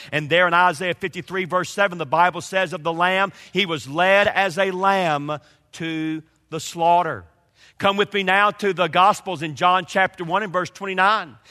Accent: Georgia, United States; also born or lived in Kentucky; now in North Carolina, United States; I grew up in Georgia.

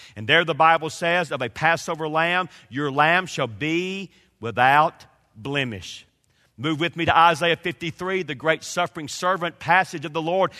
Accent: Georgia, United States; also born or lived in Kentucky; now in North Carolina, United States; I grew up in Georgia.

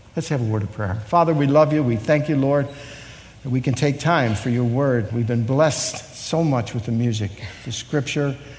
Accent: Chicago, Illinois, United States; I was born in Chicago

